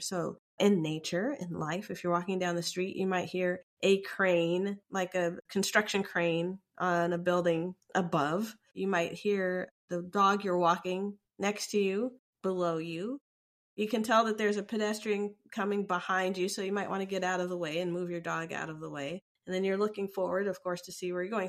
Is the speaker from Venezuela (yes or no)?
no; United States; I identify as African American because I was born in America